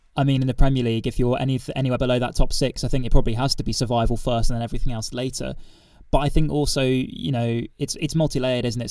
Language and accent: English; Reading, South East England, United Kingdom; growing up in Reading